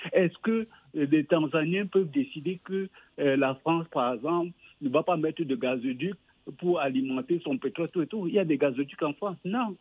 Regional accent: Cameroon; moved away; le Cameroun, mon pays d'origine

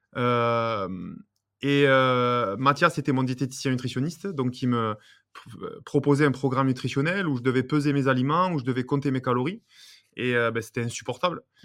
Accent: Béziers, Occitania, France; moved away as an adult; je suis originaire de Béziers

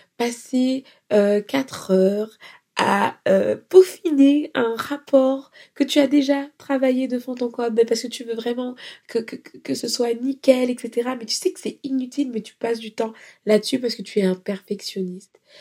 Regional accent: France; nous, on est des Français

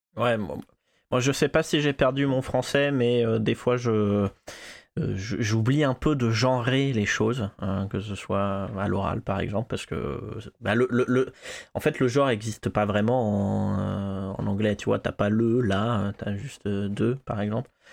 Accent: Clermont-Ferrand, Auvergne-Rhône-Alpes, France; moved away; quand je suis retourné à Clermont-Ferrand

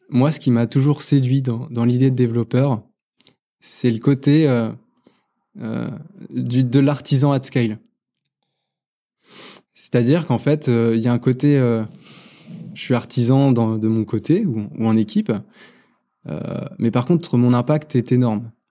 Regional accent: Normandy, France; C'est une réponse de Normand. Je suis Normand.

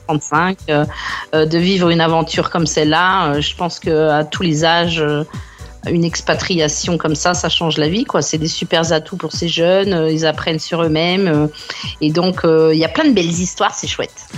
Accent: France; now in Brisbane, Australia; en tant que française

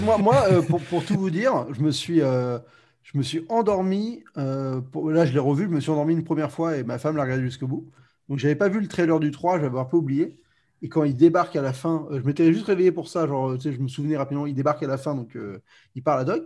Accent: France; also born or lived in United States; je suis français

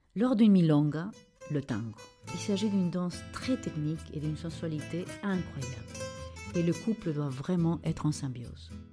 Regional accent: Lima, Peru; moved away; ma ville natale, Lima

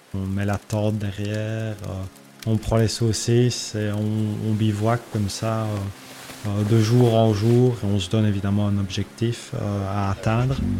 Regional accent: Belgium; je suis originaire de la Belgique

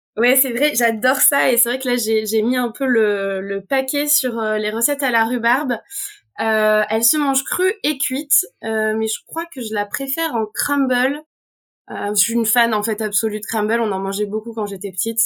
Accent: Auvergne-Rhône-Alpes, France; je suis née en Auvergne

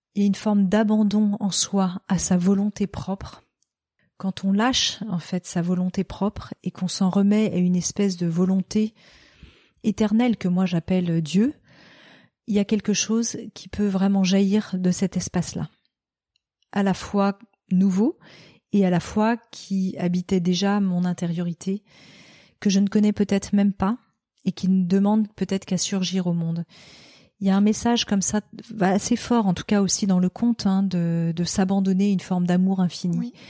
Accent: Noirmoutier, Pays de la Loire, France; moved away; also born or lived in Paris / Barcelona; je suis née euh, euh, à Paris et que j'ai été élevée à Noirmoutier

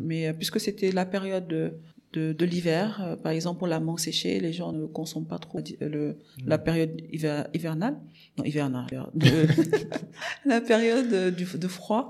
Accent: Dakar, Senegal; also born or lived in Morocco; je suis sénégalaise. Euh, j'ai grandi à Dakar

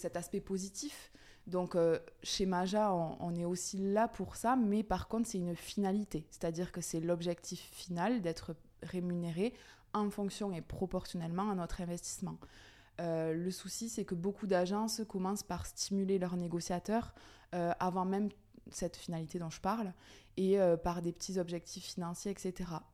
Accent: Aveyron, Occitania, France; moved away as an adult; now in Toulouse, France; je suis native de l'Aveyron où j'ai eu donc mon cursus scolaire classique

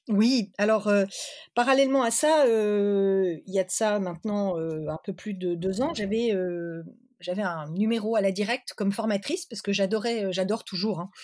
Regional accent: Lille, Hauts-de-France, France; also born or lived in Pévèle; je suis originaire de Lille, de la métropole lilloise, j'habite dans la Pévelle

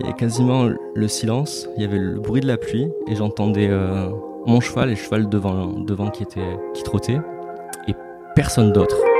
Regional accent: Marseille, Provence-Alpes-Côte d'Azur, France; je suis né à Marseille, où j'habite ouais. actuellement

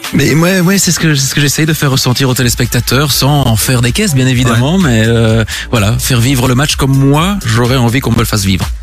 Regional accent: La Louvière, Wallonia, Belgium; je suis originaire de la Louvière

